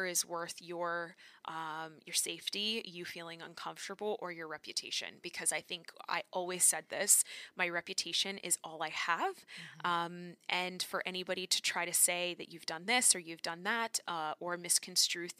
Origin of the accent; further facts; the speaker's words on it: Orlando, Florida, United States; moved away as an adult; also born or lived in Los Angeles; now in Toronto, Canada; I grew up in Orlando